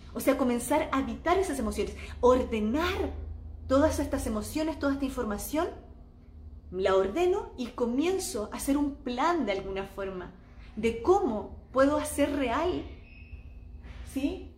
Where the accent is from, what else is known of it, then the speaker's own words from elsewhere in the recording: Chile; now in Mexico; en mi país en Chile